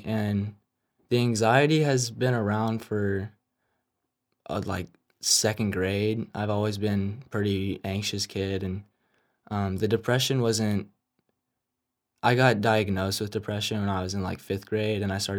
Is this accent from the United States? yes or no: yes; San Antonio, Texas, United States; I'm from San Antonio.